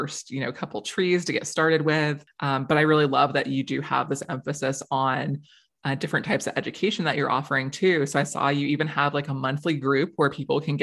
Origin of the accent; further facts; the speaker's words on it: Florida, United States; moved away; I grew up in Florida. I have survived many hurricane seasons down there.